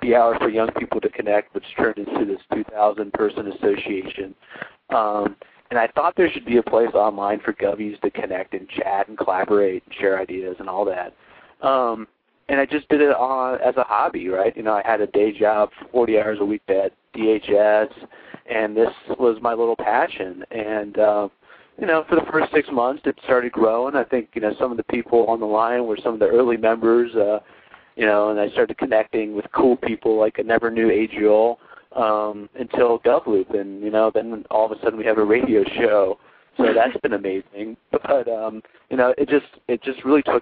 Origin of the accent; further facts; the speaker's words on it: Ohio, United States; I'm from Ohio